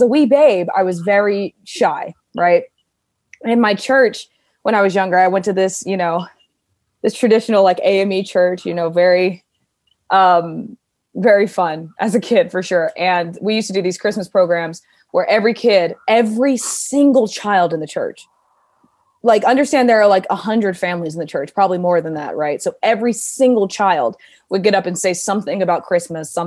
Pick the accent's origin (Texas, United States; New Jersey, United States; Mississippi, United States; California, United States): Mississippi, United States; also born or lived in Georgia / Manhattan, New York; now in New York, United States; growing up in Mississippi and then moving to Georgia